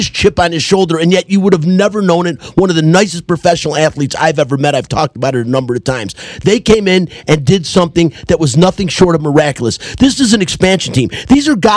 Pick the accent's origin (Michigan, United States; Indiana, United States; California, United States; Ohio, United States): Michigan, United States; Detroit; now in Las Vegas, United States; I'm from Detroit